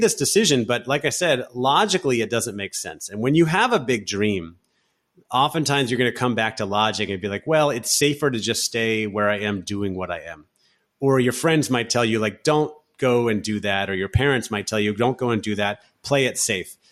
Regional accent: Orlando, Florida, United States; moved away as an adult; also born or lived in San Francisco; now in Barcelona, Spain; I grew up in Central Florida, in Orlando, Florida

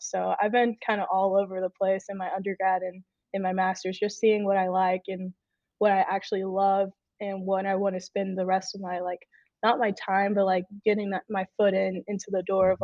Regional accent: Texas, United States; moved away as an adult; now in Illinois, United States; I'm from Texas. I moved all the way to Illinois

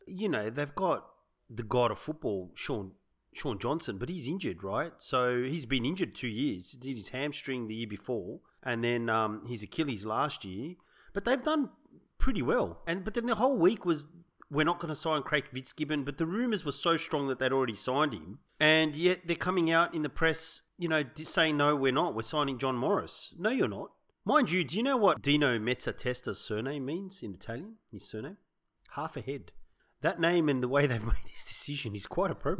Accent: Sydney, New South Wales, Australia; We grew up in the South Sydney area

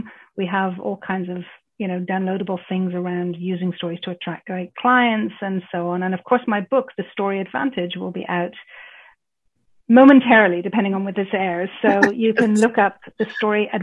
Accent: Ireland; my roots, because I grew up in Ireland

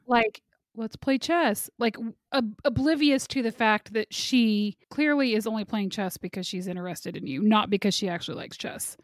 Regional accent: Kansas, United States; I'm from Kansas.

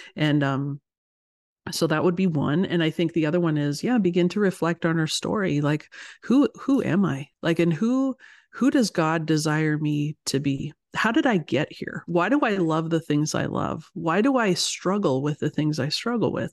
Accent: Canada; moved away as an adult; also born or lived in United States / Ohio; I'm Canadian, as you said, so I, I live here in Canada, and I grew up here

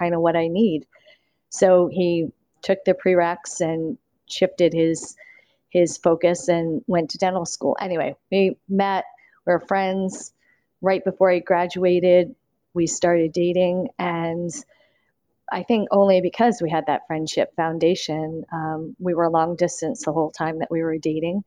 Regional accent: Maryland, United States; I'm from Maryland originally.

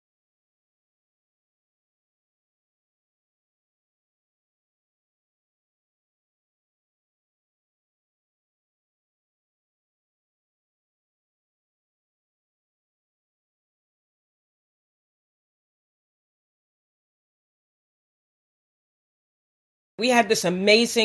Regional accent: New York City, New York, United States; also born or lived in South Bronx / Bahamas (father's origin); I grew up in the Harlem community in the 1960s, and then in the South Bronx in the 1970s.

